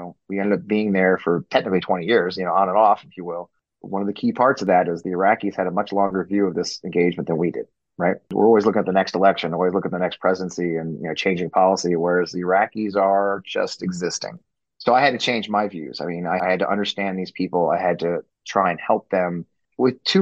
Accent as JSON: {"language": "English", "region": "Missouri", "country": "United States", "said": "I'm from Missouri"}